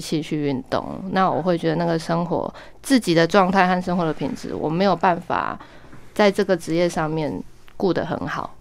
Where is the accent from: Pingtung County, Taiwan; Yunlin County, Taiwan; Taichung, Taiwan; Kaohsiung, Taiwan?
Kaohsiung, Taiwan; moved away; also born or lived in Taipei; 我是高雄人